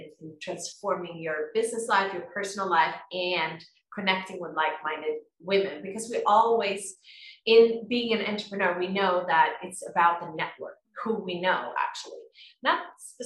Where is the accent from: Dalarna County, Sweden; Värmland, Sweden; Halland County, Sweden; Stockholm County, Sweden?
Stockholm County, Sweden; Tyresö; moved away as an adult; now in Costa Rica; I come from Sweden in a little town called Tyresö outside Stockholm. I'm actually living in Costa Rica right now